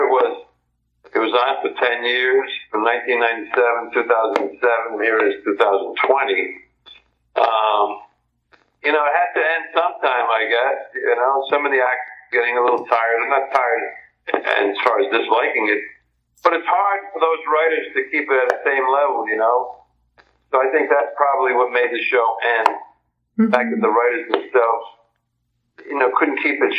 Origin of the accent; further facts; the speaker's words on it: Providence, Rhode Island, United States; I grew up in Providence, Rhode Island, a very Italian section